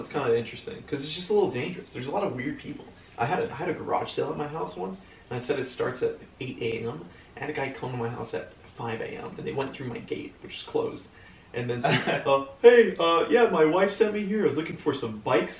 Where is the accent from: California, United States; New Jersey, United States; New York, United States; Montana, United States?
California, United States; Los Angeles; I think I was born in West Hills Hospital. It's West Hills is a small suburb in the greater city of Los Angeles. And and basically I grew up in a small gated street